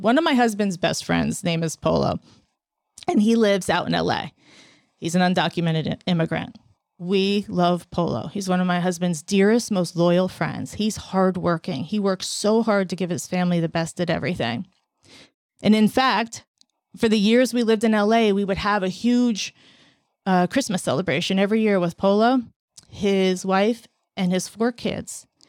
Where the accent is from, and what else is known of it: United States